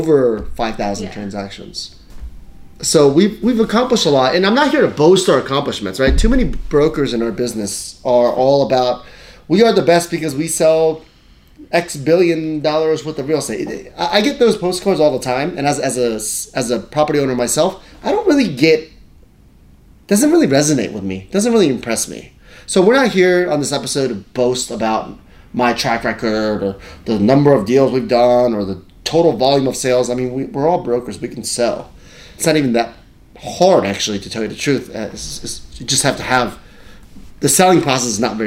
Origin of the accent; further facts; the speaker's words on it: Fairfax County, Virginia, United States; also born or lived in Japan; now in New York City, United States; I grew up in Fairfax County, Virginia.